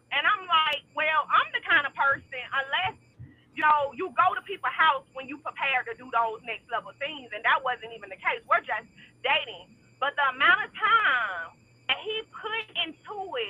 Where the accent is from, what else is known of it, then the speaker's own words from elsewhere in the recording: Atlanta, Georgia, United States; now in Huntsville, United States; I'm from Atlanta, but I stay in Little Huntsville